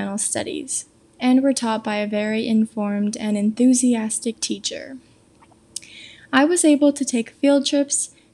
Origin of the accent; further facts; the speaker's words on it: Thousand Oaks, California, United States; moved away as an adult; now in San Diego, United States; I am originally from Thousand Oaks, California, but I decided to stay in-state for college, moving to San Diego